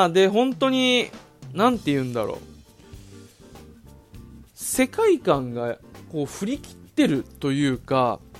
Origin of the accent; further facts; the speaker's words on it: Okinawa, Japan; also born or lived in Tokyo / Omiya, Saitama; now in Saitama, Japan; 今住んでるのも埼玉で。で、なぜかまあ主演の2人が沖縄出身と。で、俺も地元が沖縄なんで、